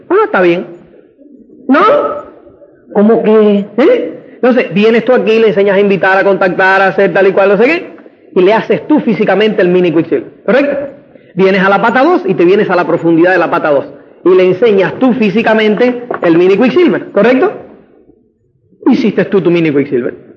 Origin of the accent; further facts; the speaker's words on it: Cuba; moved away; also born or lived in Spain; como es cubano